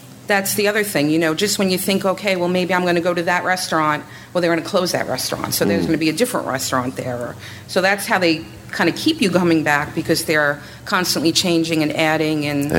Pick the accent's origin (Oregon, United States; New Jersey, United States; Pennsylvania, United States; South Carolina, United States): Pennsylvania, United States; Bushkill; I'm from Bushkill, Pennsylvania.